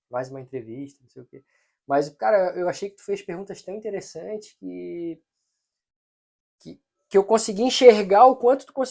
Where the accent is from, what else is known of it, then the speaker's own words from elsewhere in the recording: Florianópolis, Santa Catarina, Brazil; born there; accent: mané; eu sou um cara que sou nascido aqui em Floripa.